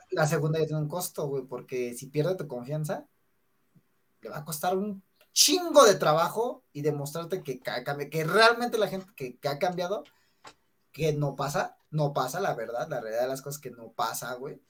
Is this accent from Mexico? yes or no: yes; Mexico; típico mexicano, bueno, somos típicos mexicanos